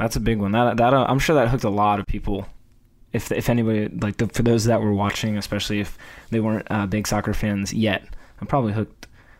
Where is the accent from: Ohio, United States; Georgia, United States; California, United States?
Georgia, United States; Atlanta; I am from Atlanta and live in the greater Atlanta area right now.